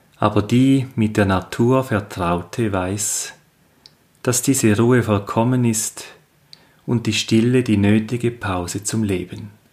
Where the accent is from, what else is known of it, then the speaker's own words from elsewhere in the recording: Switzerland; aus meiner Heimat, dem Appenzellerland